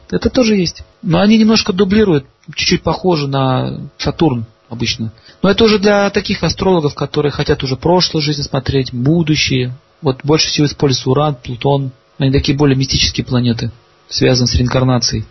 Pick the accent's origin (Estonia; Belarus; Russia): Russia; Saint Petersburg; я сам из Ленинграда